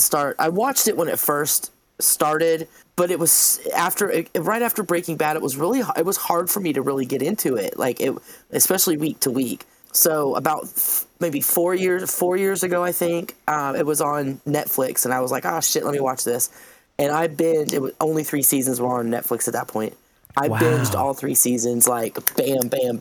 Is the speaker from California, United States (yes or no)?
no; Jacksonville, Florida, United States; now in North Carolina, United States; Jacksonville, Florida, which is my hometown